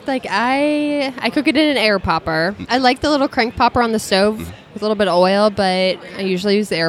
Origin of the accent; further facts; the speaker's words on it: Montana, United States; Montana folks, we are obsessed with huckleberries.